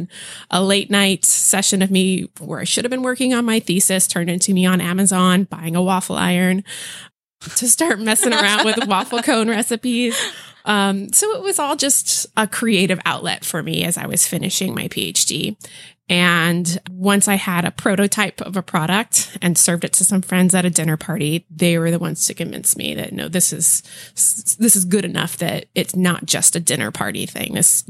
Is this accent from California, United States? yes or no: yes; California, United States; so I was born and raised here in the Bay Area and went to school in Santa Cruz